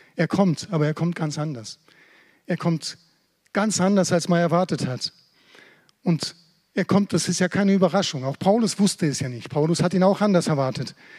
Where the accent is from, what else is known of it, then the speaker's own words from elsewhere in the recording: Germany; als Deutsche